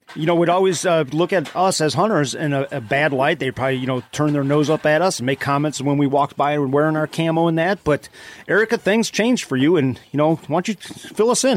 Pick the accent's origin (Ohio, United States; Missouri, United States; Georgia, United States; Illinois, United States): Ohio, United States; Cleveland; from Cleveland